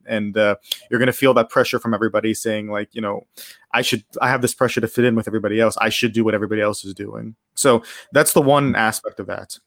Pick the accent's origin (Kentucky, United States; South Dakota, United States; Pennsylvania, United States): Pennsylvania, United States; Pittsburgh; moved away as an adult; now in Japan; I'm from Pittsburgh, Pennsylvania. I lived there my, my whole life before coming here about, uh, three years ago